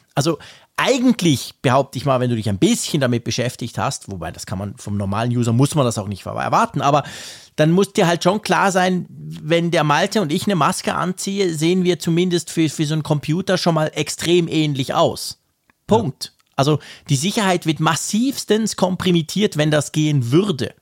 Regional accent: Switzerland; Bei uns in der Schweiz

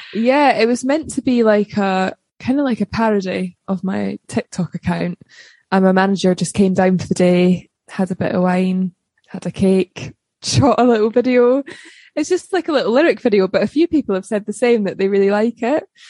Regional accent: Livingston, Scotland, United Kingdom; also born or lived in Balerno, Scotland; I was brought up in Scotland originally in a place called Livingston

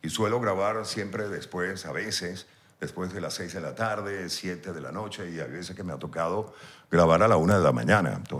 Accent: Venezuela; accent: Venezuelan; siempre trataba en lo posible de pronunciar las R's, las S's, porque como venezolanos nos tragamos las J's

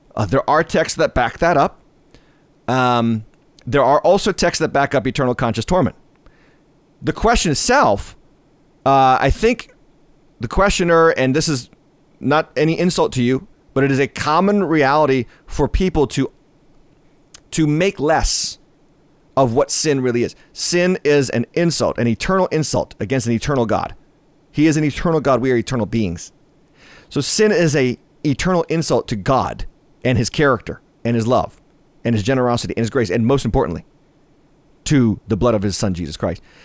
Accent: United States; being an American

